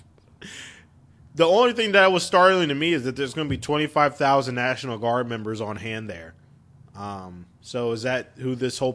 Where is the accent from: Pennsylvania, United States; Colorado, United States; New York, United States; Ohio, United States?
Ohio, United States; Dayton; growing up in Dayton